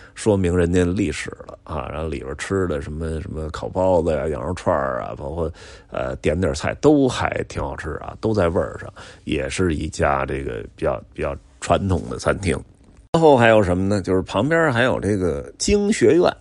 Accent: Beijing, China; 因为我小时候就在宣武区长大的

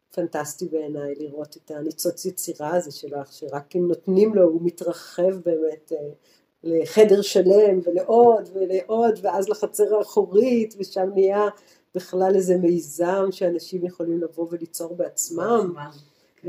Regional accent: Tel Aviv, Tel Aviv District, Israel; moved away as an adult; also born or lived in Jerusalem; now in Goa, India; מתל אביב, בתור תל אביבית

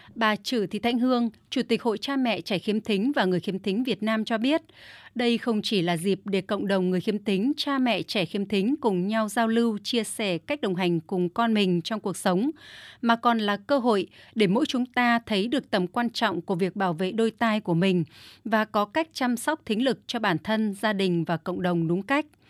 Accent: Thai Nguyen, Vietnam; Tôi đến từ Thái Nguyên

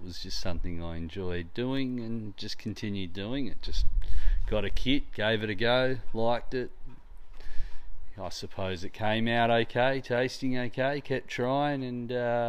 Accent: Kalamunda, Western Australia, Australia; born or raised there

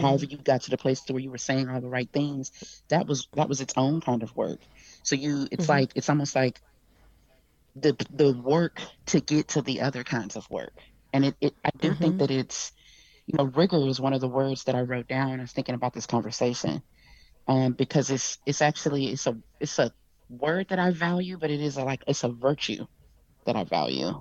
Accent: Texas, United States

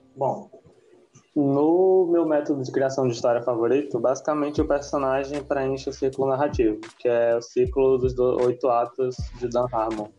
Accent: Rio Grande do Norte, Brazil; numa cidade daqui do Rio Grande do Norte, de onde eu venho

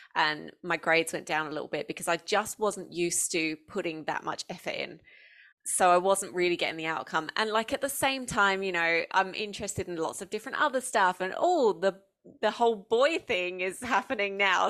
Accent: Essex, East of England, United Kingdom; moved away as an adult; now in Australia; I grew up in Essex in the southeast, um, of the U K

